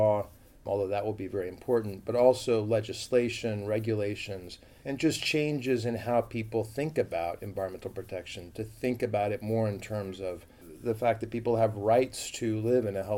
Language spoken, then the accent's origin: English; United States; I grew up in a suburb